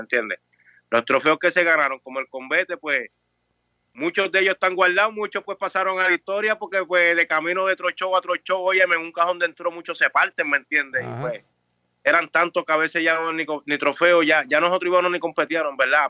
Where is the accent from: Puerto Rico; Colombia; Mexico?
Puerto Rico